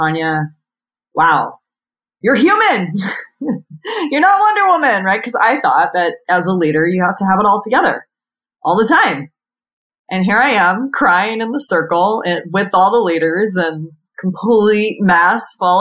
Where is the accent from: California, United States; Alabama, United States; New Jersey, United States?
California, United States; San Diego; also born or lived in New York City; when I moved back from New York City to San Diego, my hometown